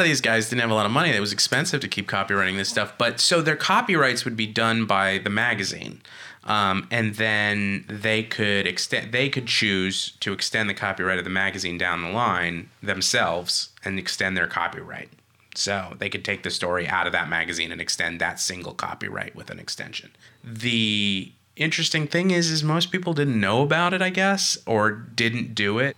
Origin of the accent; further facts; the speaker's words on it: California, United States; moved away; also born or lived in Rhode Island; I'm from California